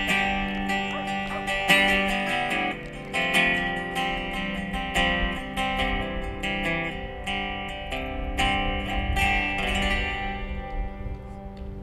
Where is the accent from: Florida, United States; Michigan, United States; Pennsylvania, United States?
Florida, United States; South; when I grew up in South Florida, I was in high school